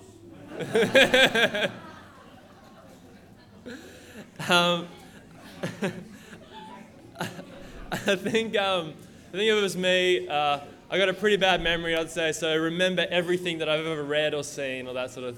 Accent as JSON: {"language": "English", "town": "Lismore", "region": "New South Wales", "country": "Australia", "moved": "as an adult", "lives_now": "Brisbane, Australia", "said": "I'm from Lismore, Northern New South Wales, same place as Ross and Bill Boland"}